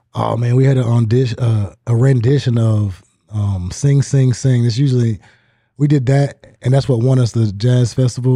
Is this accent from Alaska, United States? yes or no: yes; Sitka, Alaska, United States; moved away; I grew up in a island called Sitka, Alaska